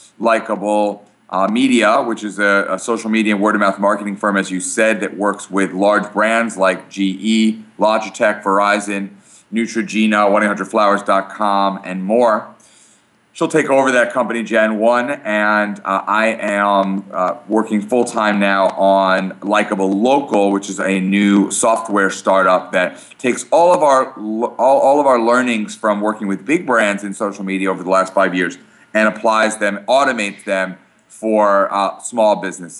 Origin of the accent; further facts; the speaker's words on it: Brooklyn, New York, United States; now in Port Washington, United States; We live in Port Washington, New York. I grew up here in New York. I grew up in Brooklyn